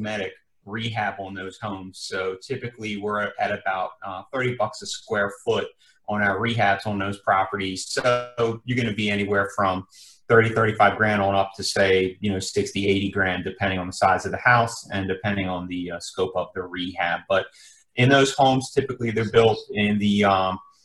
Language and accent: English; Maryland, United States; moved away as an adult; now in South Florida, United States; Born and raised in Maryland